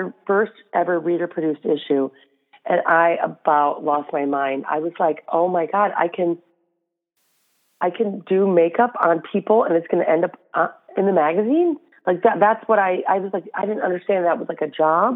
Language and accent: English; Flint, Michigan, United States; moved away as an adult; also born or lived in New York; I'm from Flint, Michigan